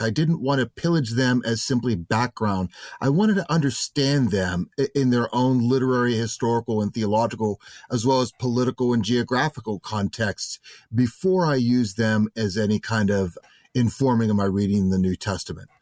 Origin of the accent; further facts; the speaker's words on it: United States; I'm an American, I, I work primarily in the United States